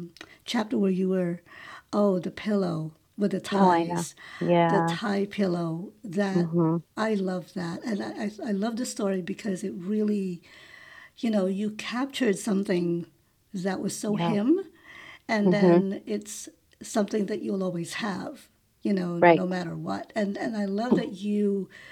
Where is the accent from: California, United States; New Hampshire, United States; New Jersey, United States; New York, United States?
New York, United States; moved away as an adult; I'm a New Yorker. We moved from New York almost 2 years ago